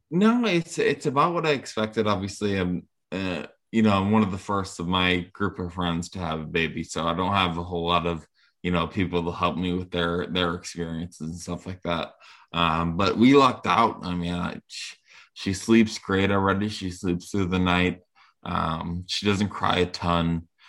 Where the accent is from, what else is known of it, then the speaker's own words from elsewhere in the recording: Rhode Island, United States; growing up in Rhode Island, a little, little state like this